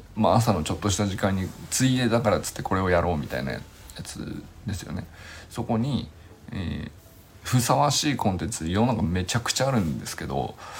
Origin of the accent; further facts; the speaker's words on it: Yokohama, Kanagawa, Japan; 僕の地元の瀬戸神社っていうのはすぐそこにあるんですけど